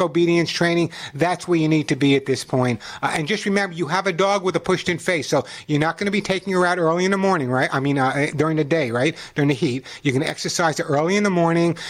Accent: Long Island, New York, United States; moved away; also born or lived in The Bronx, New York; When I was growing up on Long Island in the Bronx

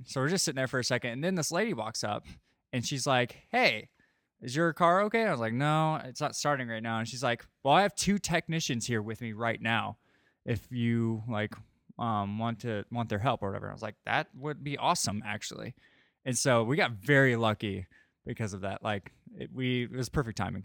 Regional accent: St. Louis, Missouri, United States; moved away; I'm from Saint Louis

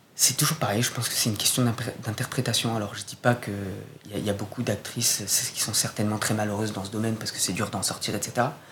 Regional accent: Corsica, France; quand j'étais ado, d'ailleurs en Corse

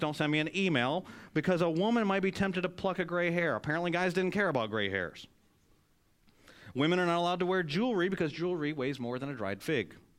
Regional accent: Michigan, United States; now in North Carolina, United States; I grew up in Michigan

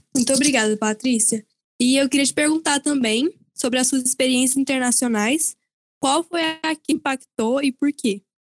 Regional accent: Goiânia, Goiás, Brazil; Eu, como também goianiense, tenho muito orgulho

